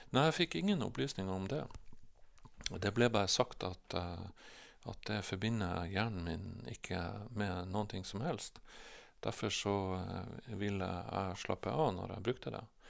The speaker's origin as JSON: {"language": "Norwegian", "town": "Bodø", "region": "Nordland", "country": "Norway", "tie": "born or raised there", "also_born_or_lived": "Glomfjord", "said": "vokste jeg opp i Bodø. Vi flytta hit eh, når jeg var eh, nesten fire år gammel"}